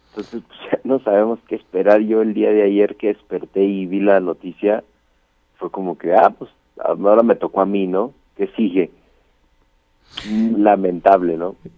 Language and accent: Spanish; Mexico; yo soy mexicano 100%